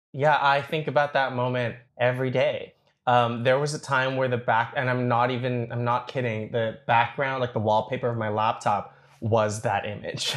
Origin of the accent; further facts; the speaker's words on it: Toronto, Ontario, Canada; I grew up in Scarborough, but, uh, I mean, sort of. So I, uh, I grew up in Scarborough, but I went to school downtown.